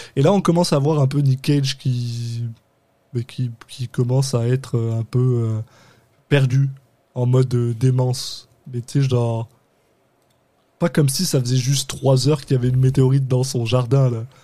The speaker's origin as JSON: {"language": "French", "country": "France", "said": "On est des Français de France, on vient de France."}